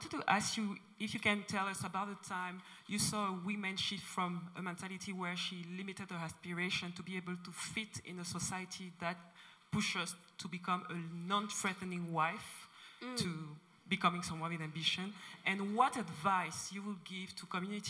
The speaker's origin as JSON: {"language": "English", "country": "Cameroon", "said": "I'm from Cameroon"}